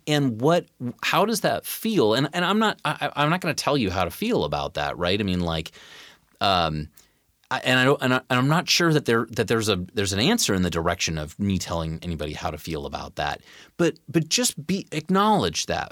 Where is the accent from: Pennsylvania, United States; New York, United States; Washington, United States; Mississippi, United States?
Washington, United States; Tacoma; I grew up in the North End of Tacoma